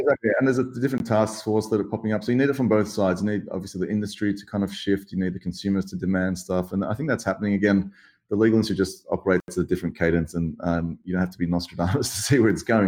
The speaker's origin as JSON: {"language": "English", "town": "Sydney", "region": "New South Wales", "country": "Australia", "tie": "born or raised there", "said": "to be born in, in such a beautiful place um, in Sydney, Australia, growing up by the beach"}